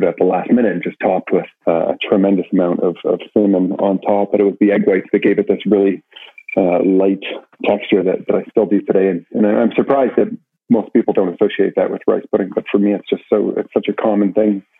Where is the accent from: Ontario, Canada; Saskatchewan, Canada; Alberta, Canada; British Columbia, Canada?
Ontario, Canada; Brantford; I grew up in Brantford